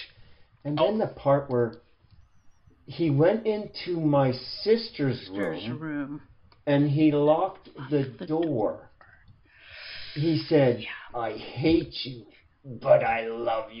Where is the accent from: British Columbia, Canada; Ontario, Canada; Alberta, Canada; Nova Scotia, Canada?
Alberta, Canada; Edmonton; I grew up in Edmonton